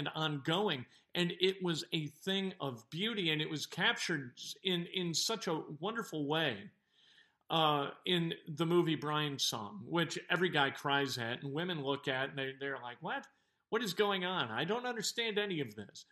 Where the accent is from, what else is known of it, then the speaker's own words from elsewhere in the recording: Chicago, Illinois, United States; growing up in North Suburban Chicago